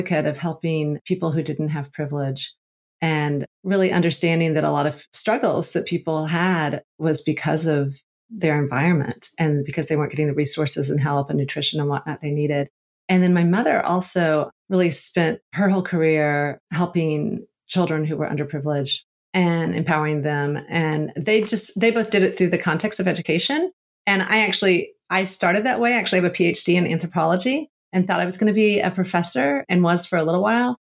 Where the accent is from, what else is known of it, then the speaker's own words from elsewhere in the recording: United States; moved away as an adult; also born or lived in Togo; growing up in the States